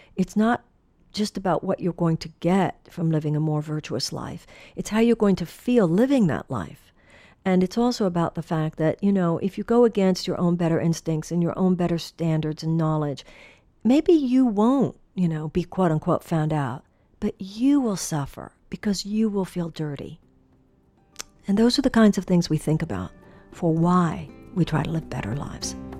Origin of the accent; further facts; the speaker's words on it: Texas, United States; moved away; I came from the Southwest. I came from Texas